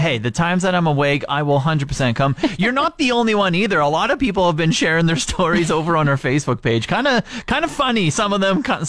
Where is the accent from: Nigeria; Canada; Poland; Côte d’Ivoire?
Canada; Regina, Saskatchewan; now in Fort McMurray, Canada; I'm originally from Regina